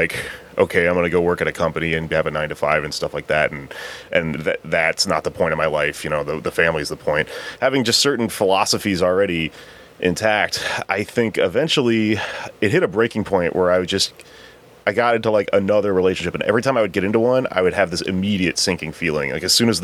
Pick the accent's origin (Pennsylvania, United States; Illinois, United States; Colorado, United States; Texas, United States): Texas, United States; I'm from Texas